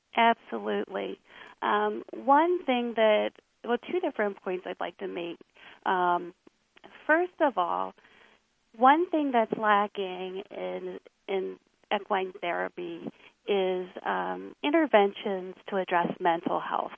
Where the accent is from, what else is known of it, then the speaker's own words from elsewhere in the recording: Lancaster County, Pennsylvania, United States; also born or lived in Philadelphia suburbs; I grew up in Lancaster County, Pennsylvania